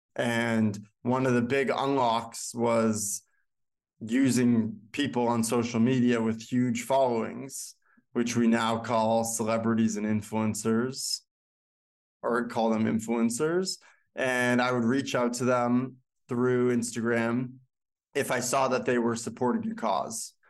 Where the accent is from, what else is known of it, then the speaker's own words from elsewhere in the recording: Boston, Massachusetts, United States; moved away as an adult; now in New York, United States; Originally from Bro-, Boston, Chestnut Hill, to be exact